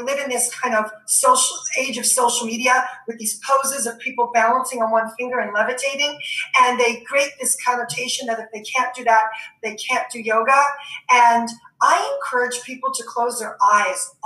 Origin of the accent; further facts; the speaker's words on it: New York City, New York, United States; I'm from New York